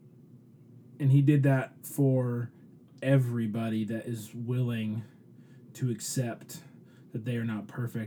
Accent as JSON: {"language": "English", "town": "Detroit", "region": "Michigan", "country": "United States", "tie": "born or raised there", "said": "I grew up in Detroit, in a lot of the city churches"}